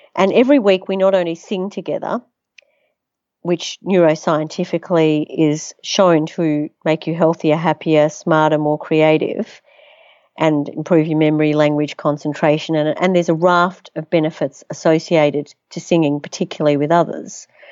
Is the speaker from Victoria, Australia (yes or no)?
yes; Melbourne, Victoria, Australia; also born or lived in Netherlands / United States; I was born in Holland, actually, came to Australia when I was one, to, uh, so my, my parents are Holocaust survivors, um, My grandmother invented the very first foldable umbrella. My grandfather was an acclaimed sculptor, and his work resides in the great galleries around the world. I was educated in Melbourne